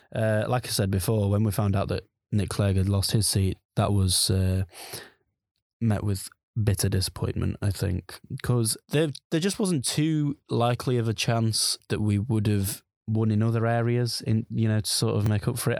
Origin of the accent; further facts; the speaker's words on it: Sheffield, Yorkshire and the Humber, United Kingdom; I'm from the Sheffield region